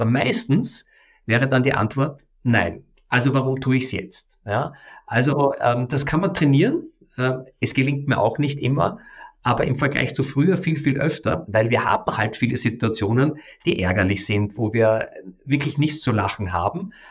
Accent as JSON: {"language": "German", "region": "Vienna", "country": "Austria", "tie": "born or raised there", "said": "ich komme aus Wien, das ist meine Heimatstadt"}